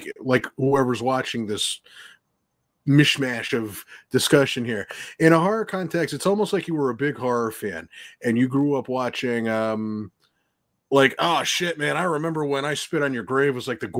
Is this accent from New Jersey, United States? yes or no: yes; New Jersey, United States; I'm a loudmouth from New Jersey